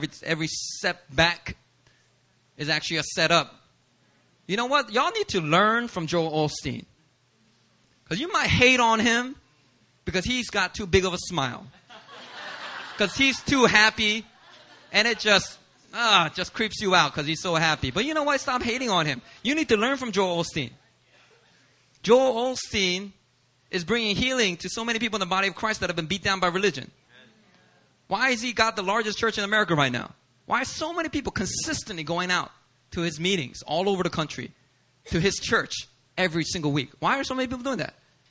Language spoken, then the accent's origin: English; Langley, British Columbia, Canada; I grew up in Langley, Canada.